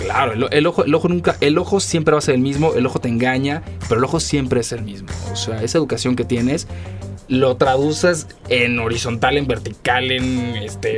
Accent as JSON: {"language": "Spanish", "country": "Mexico", "said": "como buen mexicano"}